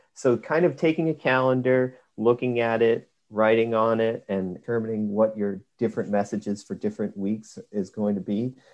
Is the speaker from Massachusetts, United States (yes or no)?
yes; Northbridge, Massachusetts, United States; I grew up in Northbridge, Massachusetts, which is a small town on the Rhode Island border